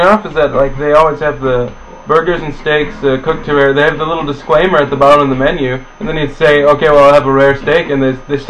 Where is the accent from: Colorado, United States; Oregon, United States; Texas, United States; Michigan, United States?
Texas, United States; El Paso; also born or lived in Germany; now in San Francisco, United States; For me, it was Germany, El Paso, San Francisco.